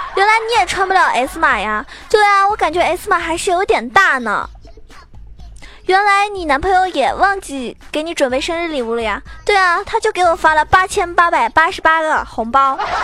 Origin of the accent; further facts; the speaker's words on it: Zhejiang, China; now in Shanghai, China; 我是浙江人，但是呢，我自己是住在上海